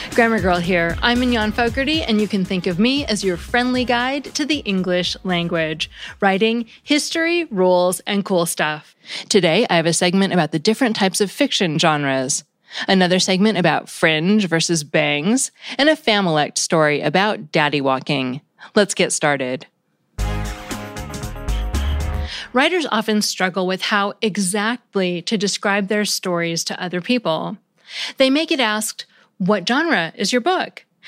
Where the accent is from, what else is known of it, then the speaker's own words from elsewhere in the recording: United States; as an American